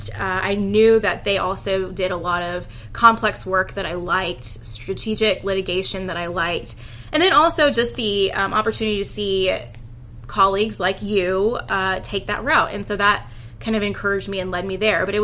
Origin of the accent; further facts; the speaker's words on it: Houston, Texas, United States; So I am from Houston, Texas, born and raised, been here for all of my life.